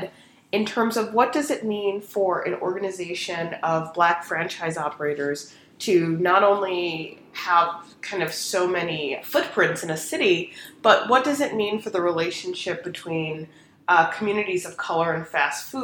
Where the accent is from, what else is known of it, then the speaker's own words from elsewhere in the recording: Chicago, Illinois, United States; moved away as an adult; also born or lived in Oklahoma City / Washington, D.C.; I would spend a lot of time in my hometown of Chicago